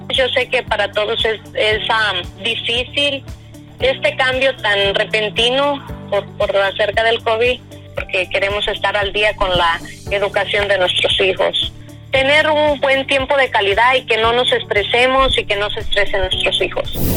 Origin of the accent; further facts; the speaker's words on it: La Huacana, Michoacán, Mexico; moved away as an adult; now in Las Vegas, United States; yo soy de un pueblo que se llama La Huacana